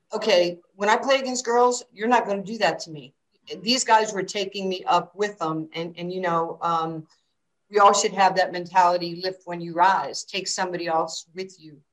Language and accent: English; New York City, New York, United States; also born or lived in Brooklyn; I was growing up in New York City in Queens.